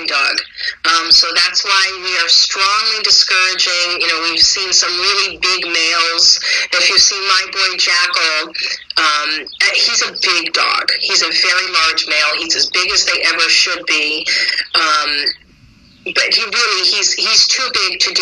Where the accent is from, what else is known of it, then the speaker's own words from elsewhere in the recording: Connecticut, United States; I'm from Connecticut